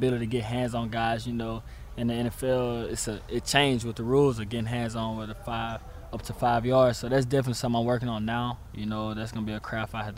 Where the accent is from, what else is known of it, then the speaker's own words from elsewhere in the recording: Mobile, Alabama, United States; moved away as an adult; now in New Jersey, United States; I'm from Mobile, Alabama, so it's nothing similar down there to anything up here.